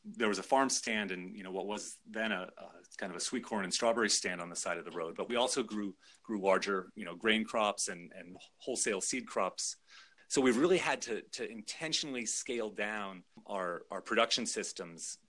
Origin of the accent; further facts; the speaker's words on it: Juneau, Alaska, United States; moved away as an adult; I grew up in Juneau, Alaska